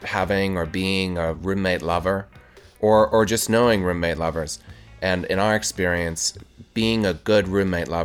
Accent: Wisconsin, United States; I grew up in Wisconsin

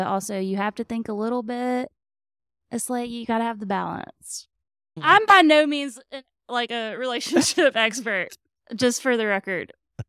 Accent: Mobile, Alabama, United States; So I was born in Mobile, and I have never lived outside of the general Mobile area.

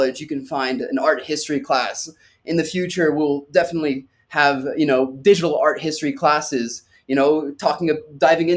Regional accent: Malibu, California, United States; first language French; English is a second language; also born or lived in France / Los Angeles, California; now in San Francisco, United States; I grew up in Malibu, California

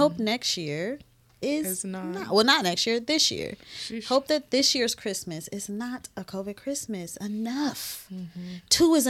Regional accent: Cleveland, Ohio, United States; But I'm from Cleveland.

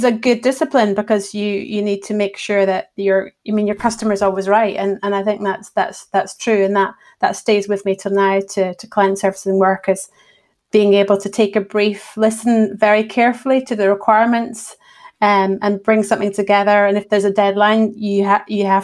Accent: Edinburgh, Scotland, United Kingdom; also born or lived in Fife / Bristol; I've grown up in Edinburgh and then went down to Bristol through uni, and after that travelled about a bit and found my way back here

